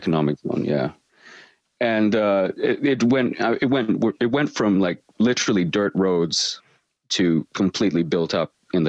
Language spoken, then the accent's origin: English; Australia; but I am from Australia, which is another funny thing where you don't have an accent and you're from Australia